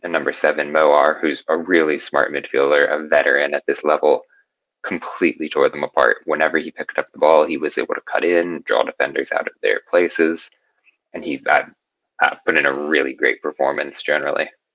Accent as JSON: {"language": "English", "town": "Indianapolis", "region": "Indiana", "country": "United States", "tie": "born or raised there", "also_born_or_lived": "New York", "moved": "as an adult", "lives_now": "Arizona, United States", "said": "Indianapolis native, born and raised there, lived there until I was 18, at which point hopped on over to New York"}